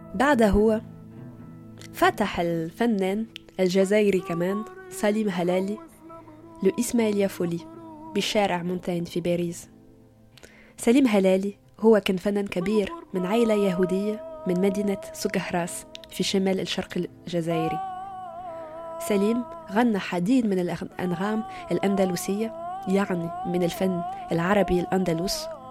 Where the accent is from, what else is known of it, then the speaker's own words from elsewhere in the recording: Tunisia; now in Paris, France; وأنا تونسية بس عايشة بباريس